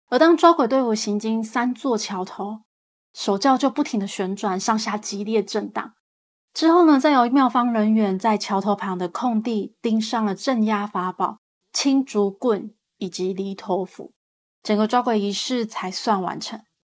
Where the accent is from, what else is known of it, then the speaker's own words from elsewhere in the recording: Yunlin County, Taiwan; 我也是云林的